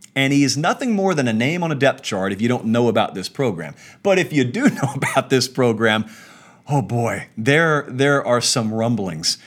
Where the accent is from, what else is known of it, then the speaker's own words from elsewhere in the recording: the South, United States; I grew up in the South